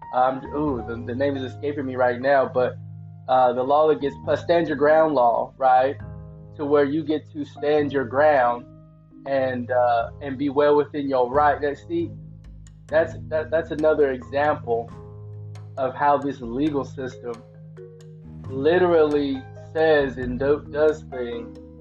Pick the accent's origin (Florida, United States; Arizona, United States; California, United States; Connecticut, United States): California, United States; the Bay Area; I'm from the Bay Area